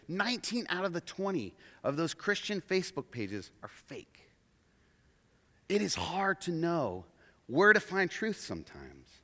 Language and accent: English; Oregon, United States; also born or lived in Portland, Oregon; We're from Oregon